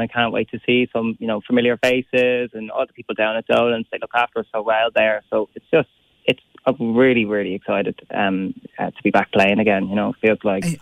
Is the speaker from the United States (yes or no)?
no; Ireland; we have so much good music in our country